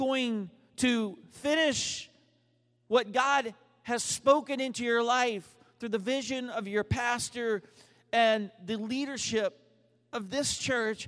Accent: Dallas, Texas, United States; I'm from Dallas

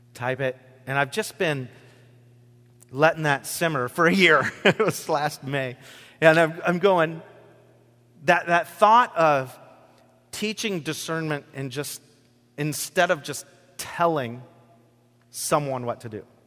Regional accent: Rochester, Washington, United States; my farm that I grew up on in Rochester, Washington

